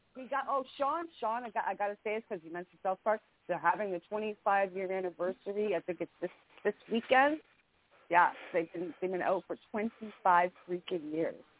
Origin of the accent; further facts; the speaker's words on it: Canada; I'm a Canadian